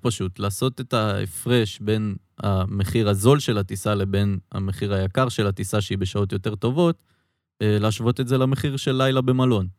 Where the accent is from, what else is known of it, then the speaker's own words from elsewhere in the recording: Israel; אני ישראלי